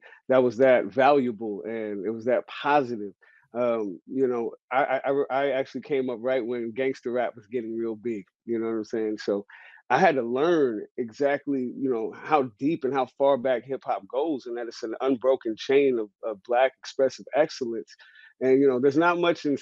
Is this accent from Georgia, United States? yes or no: no; San Francisco, California, United States; No, I grew up in San Francisco. I'm a San Francisco native. I'm from Hunters Point.